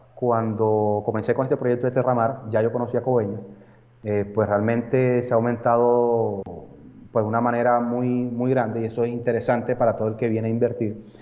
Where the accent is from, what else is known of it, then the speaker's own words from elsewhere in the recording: Montería, Córdoba, Colombia; yo soy natural de Córdoba, que es el departamento, la ciudad de Montería